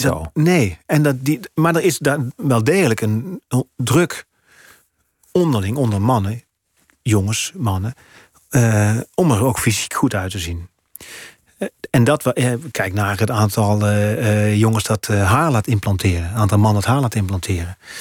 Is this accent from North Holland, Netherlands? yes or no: no; Gemert, North Brabant, Netherlands; accent: zachte G; moved away as an adult; now in Amsterdam, Netherlands; uit het Brabantse dorp waar ik vandaan kom